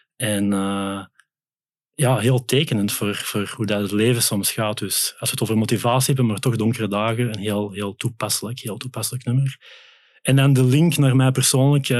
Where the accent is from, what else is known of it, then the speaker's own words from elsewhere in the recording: Belgium; also born or lived in Netherlands; now in Vianen, Netherlands; Belg bij Bird, maar ik woon toch al zes jaar in Nederland intussen